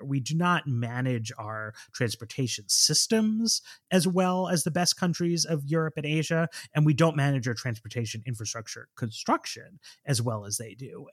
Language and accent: English; New York City, New York, United States; I grew up in Manhattan